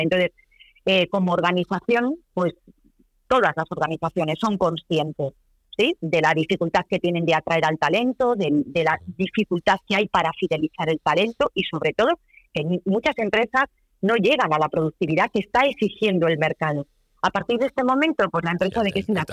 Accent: Cantabria, Spain; como cántabras que somos

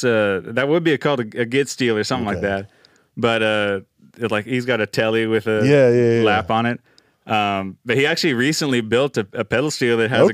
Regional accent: McKinney, Texas, United States; I was up in McKinney, Texas, my hometown.

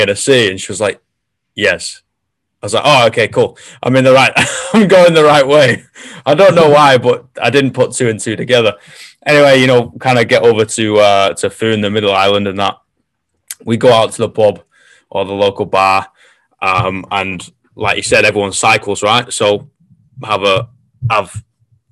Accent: Manchester, North West England, United Kingdom; I'm from Manchester

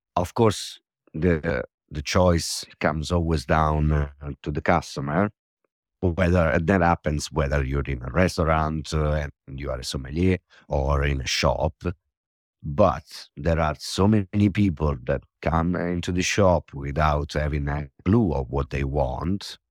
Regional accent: Ostuni, Apulia, Italy; moved away as an adult; now in London, United Kingdom; I come from Ossoni, which is one of the most visited places in Puglia.

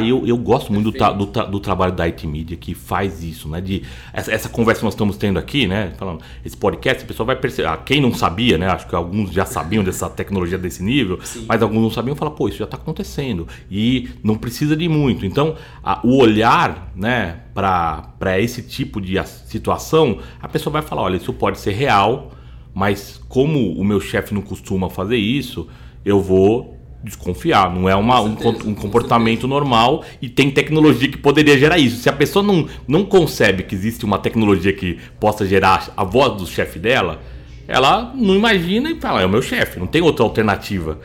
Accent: Brazil; nós como brasileiros

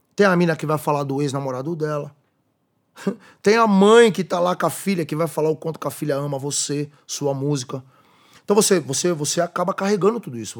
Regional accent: São Bernardo do Campo, São Paulo, Brazil; Eu ajudei a escrever o nome da minha quebrada na pedra

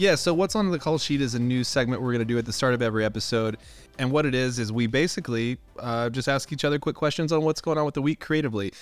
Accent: Indiana, United States; I'm from Indiana. We grew up pretty close

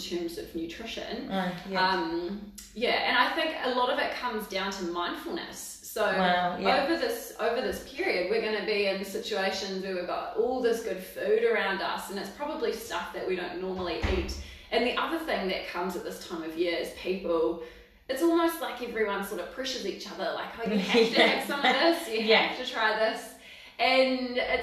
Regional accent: Waipukurau, Hawke's Bay, New Zealand; moved away as an adult; also born or lived in Dunedin; now in Palmerston North, New Zealand; I'm from Central Hawke's Bay

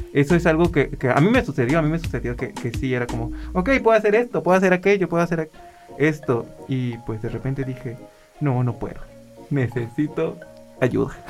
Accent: Tuxpan, Veracruz, Mexico; accent: norteño, chilango; now in Xalapa, Mexico; yo ya llevo 10 años viviendo aquí en Jalapa, yo soy de Tuxpan

